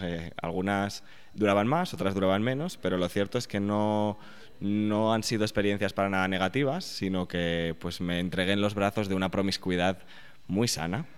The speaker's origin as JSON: {"language": "Spanish", "country": "Spain", "moved": "as an adult", "lives_now": "New York, United States"}